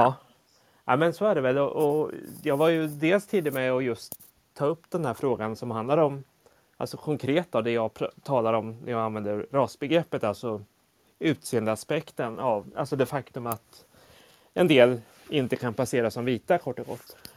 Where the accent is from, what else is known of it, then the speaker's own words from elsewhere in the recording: Motala, Östergötland, Sweden; also born or lived in South Korea; jag är ju född i Sydkorea och adopterades till Sverige i början på 70-talet. Eh, och då var jag bara ja, sju, åtta månader gammal. Eh, och några år senare fick jag också en syster från Sydkorea, adopterad. Eh, och vi växte upp i en liten stad som heter Motala